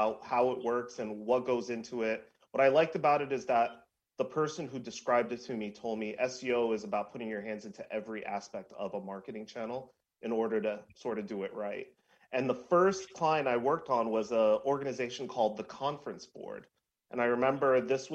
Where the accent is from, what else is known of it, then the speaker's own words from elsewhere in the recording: New York City, New York, United States; I grew up in New York City